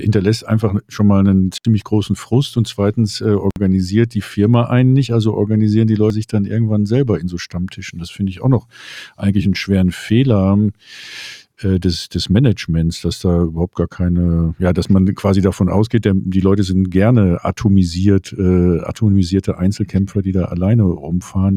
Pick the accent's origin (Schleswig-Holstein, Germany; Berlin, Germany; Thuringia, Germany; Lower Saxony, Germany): Berlin, Germany; als, Berliner